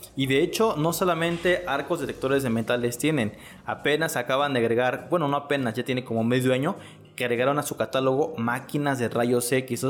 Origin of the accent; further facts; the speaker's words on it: Mexico; qué hacemos como todo mexicano